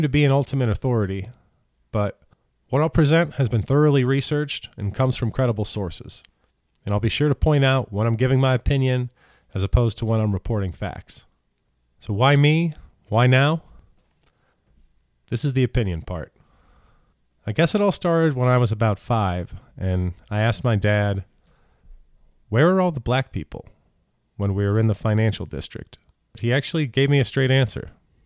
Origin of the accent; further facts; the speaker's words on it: St. Louis, Missouri, United States; also born or lived in Kenya; I grew up in St. Louis